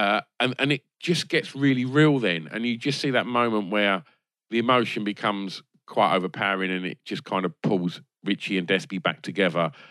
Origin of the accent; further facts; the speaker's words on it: Essex, East of England, United Kingdom; growing up in Essex